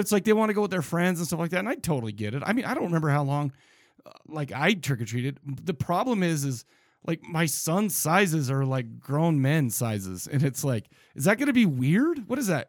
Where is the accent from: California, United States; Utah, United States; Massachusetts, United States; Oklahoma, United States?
Utah, United States; Farmington; I grew up in Farmington, Utah